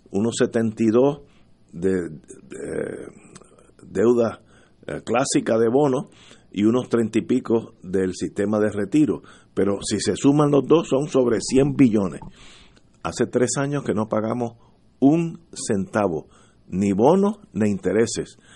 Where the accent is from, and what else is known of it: Puerto Rico